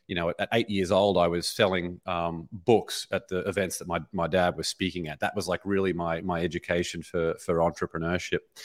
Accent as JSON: {"language": "English", "town": "Brisbane", "region": "Queensland", "country": "Australia", "tie": "born or raised there", "moved": "as an adult", "lives_now": "Los Angeles, United States", "said": "born and raised in, in Brisbane, Australia"}